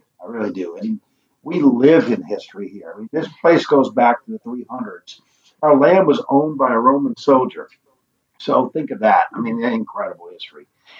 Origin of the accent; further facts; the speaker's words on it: New Orleans, Louisiana, United States; moved away as an adult; now in Italy; I'm from South Louisiana